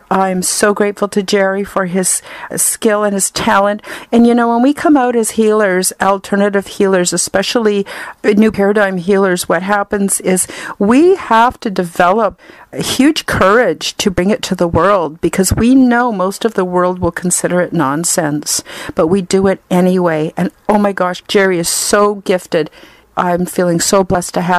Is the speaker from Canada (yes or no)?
yes; Canada; I'm Canadian